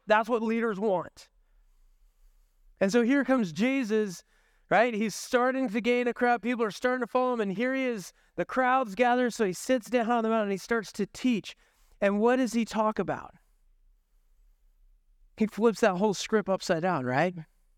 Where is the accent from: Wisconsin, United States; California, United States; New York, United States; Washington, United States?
Washington, United States; now in Dubuque, United States; I came from Washington State, so I drove 25 hours to get here.